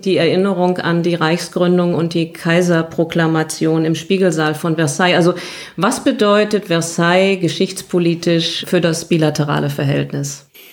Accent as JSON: {"language": "German", "country": "Germany", "said": "bei uns in Deutschland"}